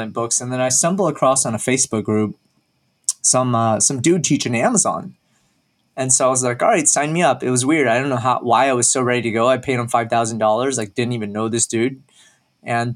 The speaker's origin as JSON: {"language": "English", "town": "Dallas", "region": "Texas", "country": "United States", "tie": "born or raised there", "said": "I was born and raised in Dallas, Texas, pretty much been there all my life"}